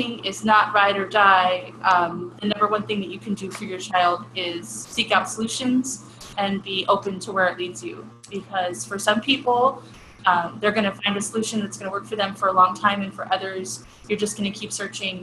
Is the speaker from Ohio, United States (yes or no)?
yes; Cleveland, Ohio, United States; I'm from Cleveland, so I'm kind of loud, and big Italian family